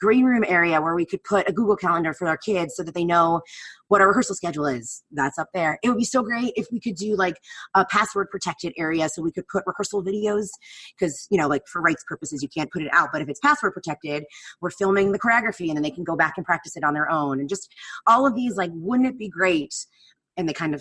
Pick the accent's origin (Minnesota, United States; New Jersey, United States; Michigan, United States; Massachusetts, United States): New Jersey, United States; moved away; I grew up in New Jersey. I grew up an hour outside of New York